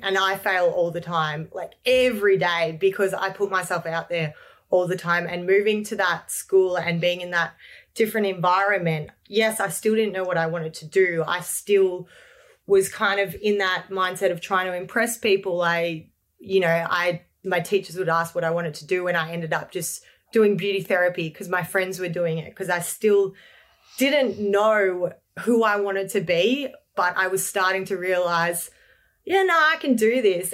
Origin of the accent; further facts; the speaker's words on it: Lilydale, Victoria, Australia; I grew up in Lilydale, Victoria with my beautiful family